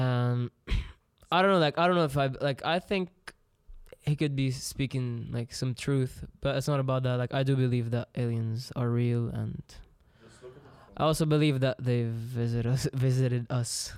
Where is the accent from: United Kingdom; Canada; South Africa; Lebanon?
Lebanon; Lebanon, I got to learn English, French